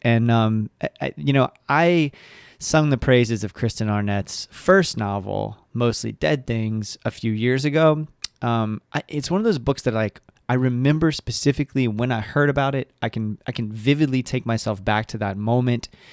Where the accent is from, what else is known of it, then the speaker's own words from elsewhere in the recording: Central Florida, United States; also born or lived in Elizabethtown, Kentucky; I grew up in Central Florida and really connect as a Floridian and identify as a Floridian